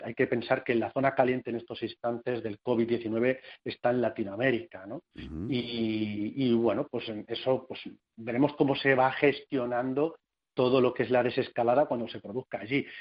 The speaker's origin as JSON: {"language": "Spanish", "region": "Castilla-La Mancha", "country": "Spain", "said": "soy castellano manchego"}